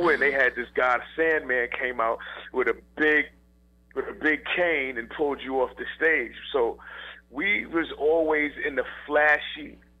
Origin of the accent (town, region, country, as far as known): New York City, New York, United States